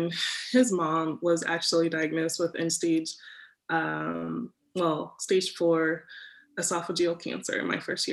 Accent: Dayton, Ohio, United States; I grew up in Dayton, and I come from a pretty large family

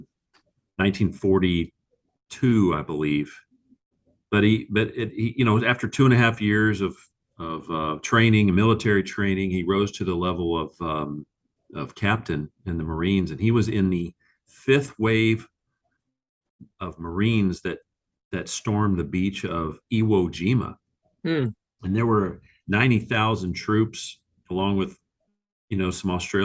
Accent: Texas, United States; being a Texan

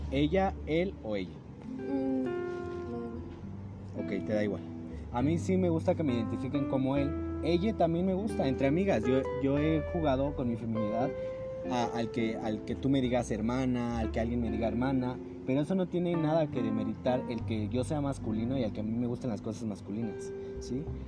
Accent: Mexico; somos mexicanos

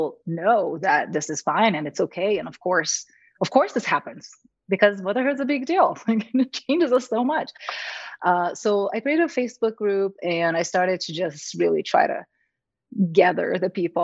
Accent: Brazil; moved away as an adult; now in United States; I'm from Brazil originally.

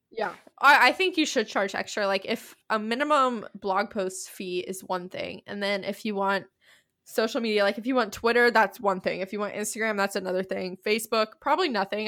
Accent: East Tennessee, United States; I'm just from East Tennessee

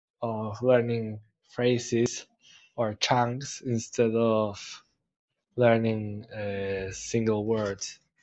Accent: Buenos Aires, Argentina; I'm from Argentina. I'm from Buenos Aires, Argentina

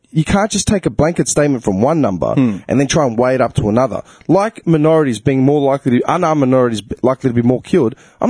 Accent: Clayton, Victoria, Australia; I grew up in Clayton, which is the most diverse multicultural suburb in Australia.

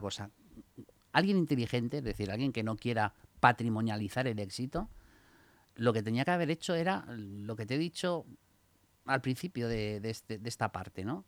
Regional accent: Spain; nosotros como españoles

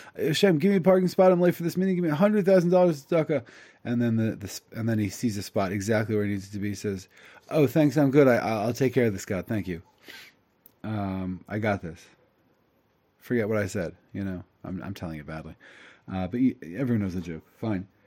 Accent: United States; I'm an Ashkenazi from America.

